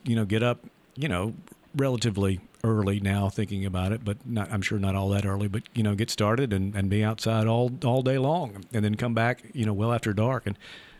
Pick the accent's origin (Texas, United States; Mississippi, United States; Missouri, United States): Mississippi, United States; Leland; growing up in Leland, Mississippi, you know, the Delta, so kind of a flat area.